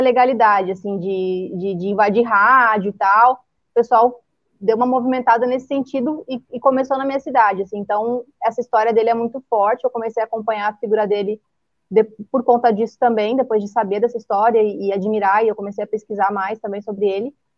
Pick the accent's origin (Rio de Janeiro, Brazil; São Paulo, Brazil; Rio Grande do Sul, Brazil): Rio Grande do Sul, Brazil; Três Passos; é a cidade que eu fui criada, Três Passos